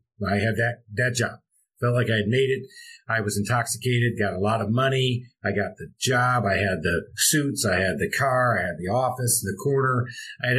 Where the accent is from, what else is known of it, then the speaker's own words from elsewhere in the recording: Michigan, United States; moved away as an adult; also born or lived in Charlotte, North Carolina; now in Atlanta, United States; I'm born and raised in Michigan